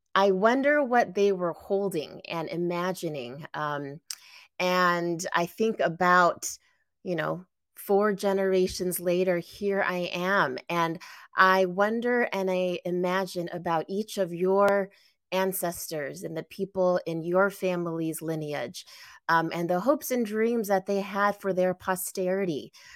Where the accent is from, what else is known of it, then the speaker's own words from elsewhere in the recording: San Gabriel Valley, greater Los Angeles area, California, United States; I was born and raised in the greater Los Angeles area, specifically the San Gabriel Valley.